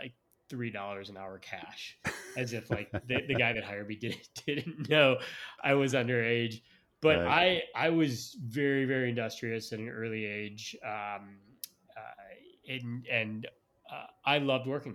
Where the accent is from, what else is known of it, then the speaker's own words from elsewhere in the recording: Chicago, Illinois, United States; now in Austin, United States; I was born and raised in the suburbs of Chicago.